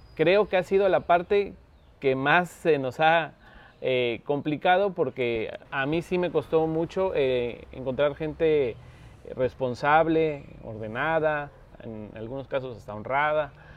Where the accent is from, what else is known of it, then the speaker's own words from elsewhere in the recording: Veracruz, Mexico; Yo vivía viví ahí, casa de, de mi madre de, chamaco